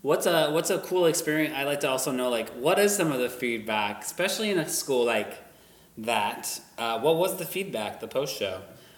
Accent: Worcester, Massachusetts, United States; I'm from Worcester, Massachusetts.

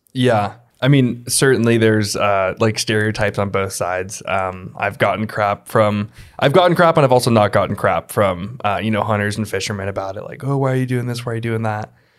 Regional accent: Sun Valley, Idaho, United States; I was born and raised in Sun Valley

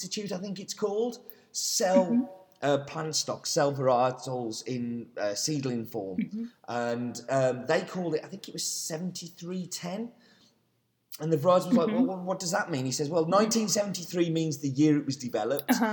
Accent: England, United Kingdom; being English?

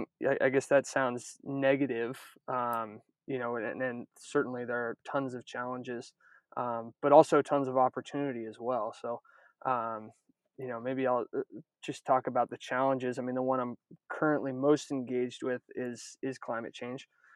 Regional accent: Northern California, United States; moved away as an adult; also born or lived in Maine; I'm from Northern California originally

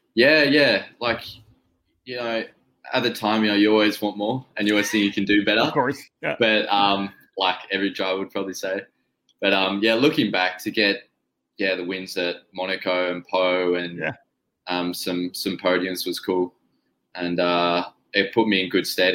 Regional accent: Tasmania, Australia; we're from Tasmania, which is yeah. like a little island off off the mainland.

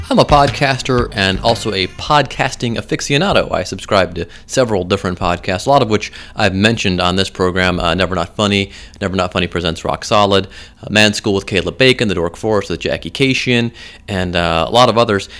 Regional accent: Midwest, United States; accent: Midwestern; that's my Midwestern accent.

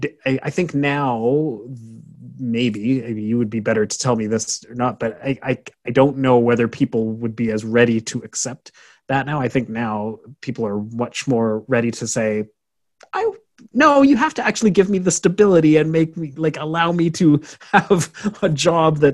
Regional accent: Canada; I'm from Canada

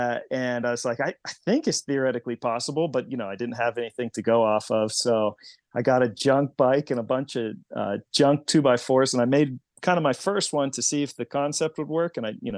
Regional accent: Pennsylvania, United States; Yeah, I grew up near Lake Erie, and now I live near Harrisburg

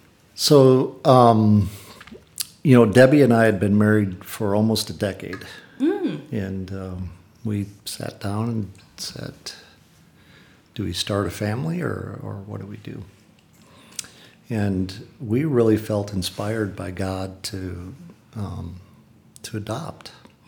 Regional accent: Wisconsin, United States; now in Texas, United States; Born and raised in Wisconsin, but I've been in Texas since 1987, full time.

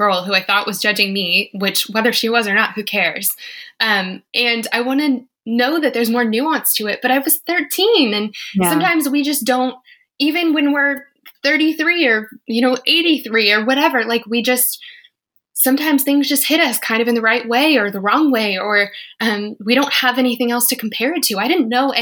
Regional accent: Colorado, United States; I'm from Colorado.

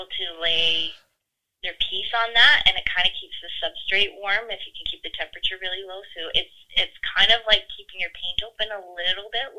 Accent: Cariboo, British Columbia, Canada; I grew up in the Caribou in the 70s on a farm

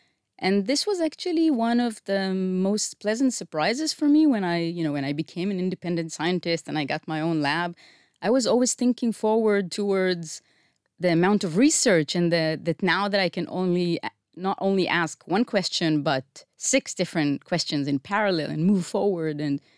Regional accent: Israel; Okay. I grew up in Estiona.

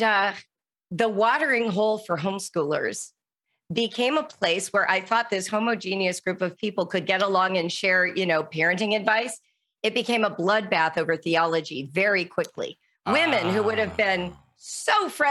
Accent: Calabasas, California, United States; I grew up in the Calabasas Park, so in the LA area in the 1970s over the canyon from Malibu

